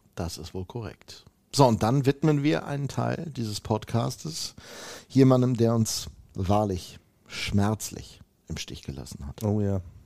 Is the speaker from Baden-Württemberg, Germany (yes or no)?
no; North Rhine-Westphalia, Germany; bei uns in Nordrhein-Westfalen